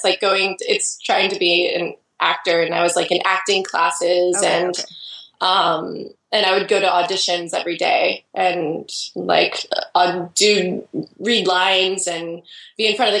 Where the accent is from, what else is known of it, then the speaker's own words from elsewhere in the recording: Idaho, United States; now in Portland, United States; I grew up in Idaho, actually, and I moved away from Idaho, which is a one state over, just like I lived 6.5 hours away from where I live now. And it's just like small town